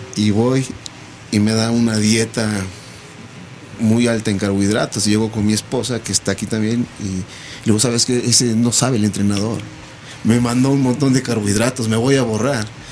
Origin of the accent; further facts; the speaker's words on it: Toluca, State of Mexico, Mexico; yo soy del estado soy de Toluca